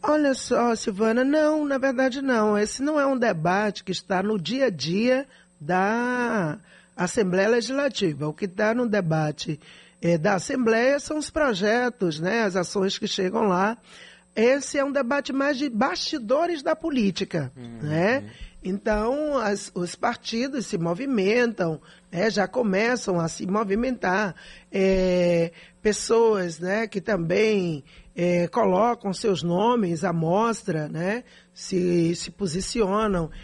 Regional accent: Salvador, Bahia, Brazil; eu não sou nascida e criada em Salvador, como diz o povo, né? Eu nasci em favela, eu vivi o drama que a grande maioria da população soteropolitana vive

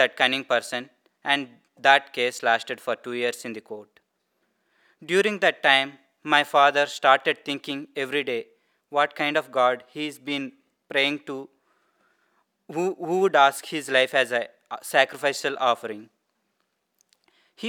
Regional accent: Andhra Pradesh, India; first language Telugu; English is a second language; moved away; I was born and brought up in Hindu family from southern part of India.

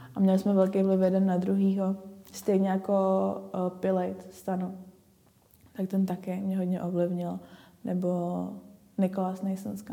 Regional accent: Ostrava, Moravian-Silesian Region, Czechia; Já jsem z Ostravy

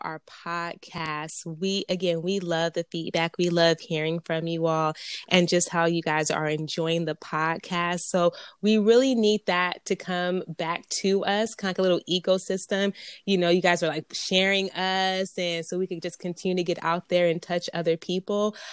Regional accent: Pomona, California, United States; I was raised in Pomona, P-Town, California

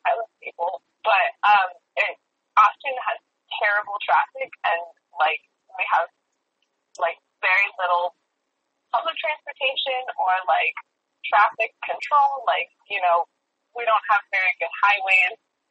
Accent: Austin, Texas, United States; whenever someone not from Austin hears that I'm from Austin and has visited Austin, we usually have very different opinions on Austin, because I, like, grew up in the suburbs

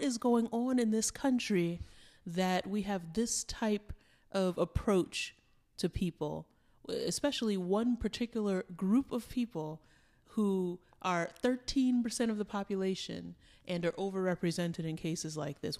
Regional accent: New York City, New York, United States; we grew up in New York City

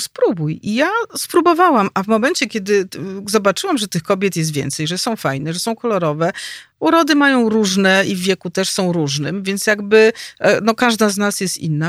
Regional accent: Warsaw, Masovian Voivodeship, Poland; Ja jestem rodowitą warszawianką, urodziłam się tu, wychowałam

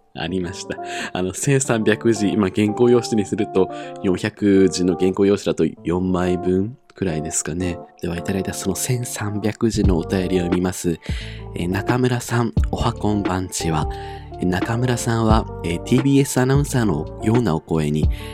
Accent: Iwate, Japan; 地元が私、岩手なんですけれども

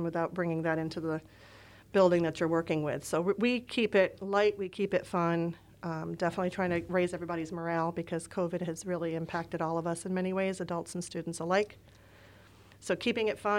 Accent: Port Jervis, New York, United States; moved away; I've been used to growing up in the tri-state region

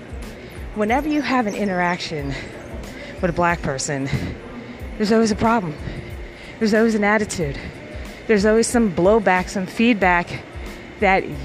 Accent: New York City, New York, United States; I grew up in Harlem.

